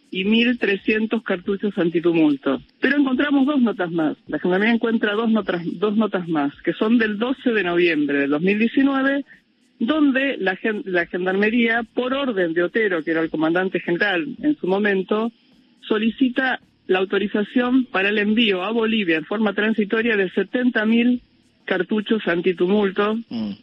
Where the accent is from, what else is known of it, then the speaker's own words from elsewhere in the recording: Argentina; somos argentinos